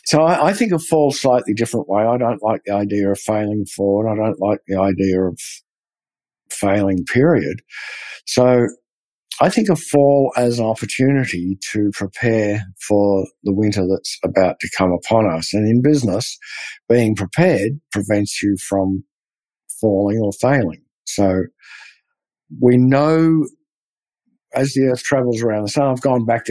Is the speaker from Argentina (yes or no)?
no; Australia; being Australian